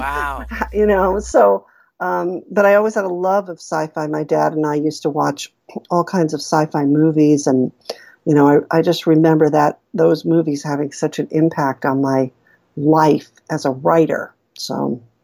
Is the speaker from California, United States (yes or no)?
no; New York, United States; our public school, I'm from New York, so we had a, I was in a really rough public school